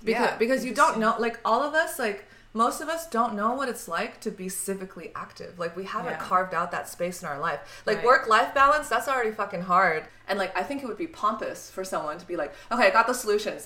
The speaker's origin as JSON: {"language": "English", "town": "Cupertino", "region": "California", "country": "United States", "tie": "born or raised there", "also_born_or_lived": "Harbin, China", "lives_now": "New York, United States", "said": "I grew up in the Bay Area. I grew up next to Apple"}